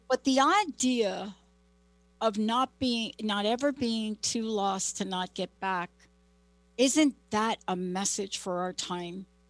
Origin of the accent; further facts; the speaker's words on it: New York City, New York, United States; now in Seattle, United States; growing up in the Bronx and living in the projects